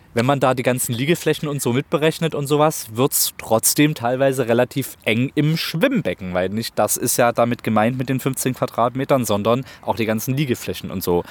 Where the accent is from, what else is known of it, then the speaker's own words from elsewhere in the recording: Plauen, Saxony, Germany; now in Leipzig, Germany; meine Heimatstadt Plauen